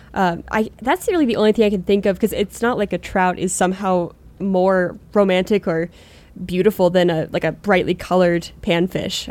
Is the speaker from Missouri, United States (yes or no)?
no; Pennsylvania, United States; moved away as an adult; growing up in Pennsylvania, that's where I, like, cut my teeth fishing